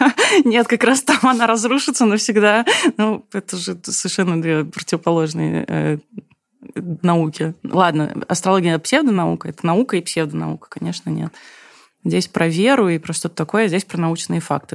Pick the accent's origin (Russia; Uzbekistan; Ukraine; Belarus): Uzbekistan; moved away; я сама из Узбекистана, видишь, мне нужно отдавать дань корням